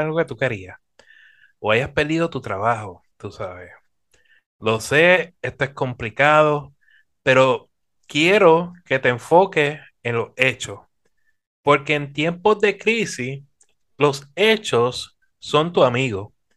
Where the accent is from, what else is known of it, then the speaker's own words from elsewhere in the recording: Puerto Rico; nuestra tierra, Puerto Rico